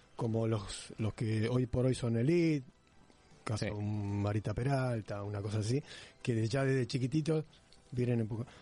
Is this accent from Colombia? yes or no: no; Buenos Aires, Argentina; de Belgrano